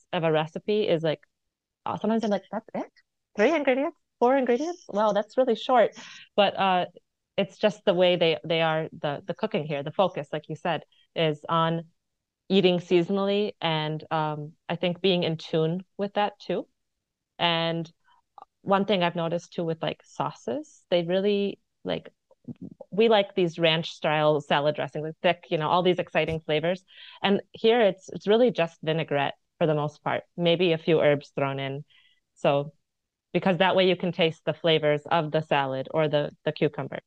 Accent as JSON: {"language": "English", "country": "United States", "also_born_or_lived": "India (mother's origin)", "moved": "as an adult", "lives_now": "Occitanie, France", "said": "as an American"}